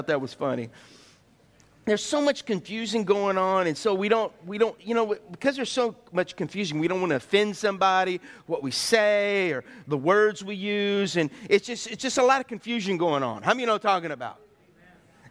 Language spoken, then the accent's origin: English; United States; I'm an American